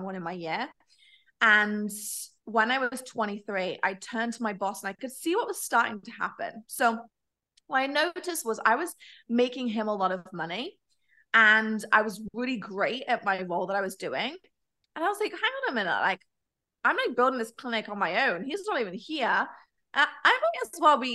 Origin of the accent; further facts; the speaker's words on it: Nottingham, East Midlands, United Kingdom; I was actually born in the UK, actually Nottingham